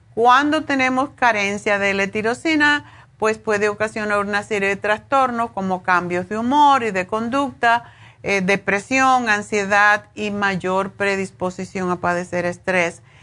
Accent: Cuba; moved away as an adult; cuando me fui de Cuba

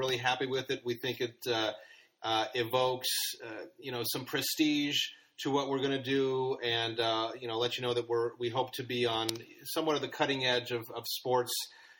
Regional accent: Los Angeles, California, United States; growing up in Los Angeles and being Los Angeles Rams fans.

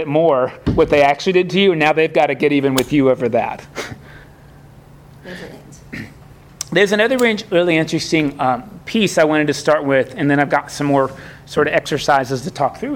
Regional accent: Florida, United States; also born or lived in Kentucky; as a Southerner, even though I grew up in Florida, that's the North, but I was born in Kentucky, and that's the South, really.

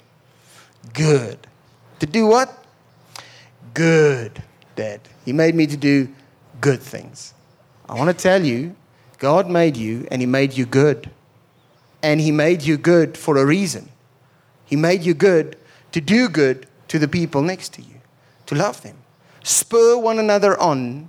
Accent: Pretoria, Gauteng, South Africa; I grew up in Pretoria

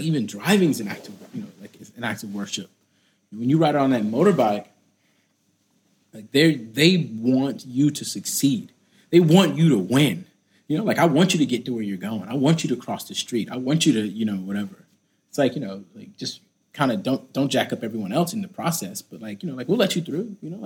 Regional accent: United States; Me being American

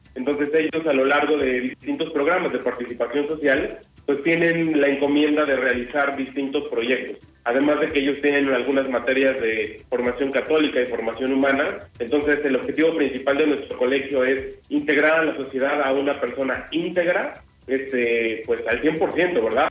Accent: Toluca, State of Mexico, Mexico; Yo soy de, de Toluca, en el Estado de México

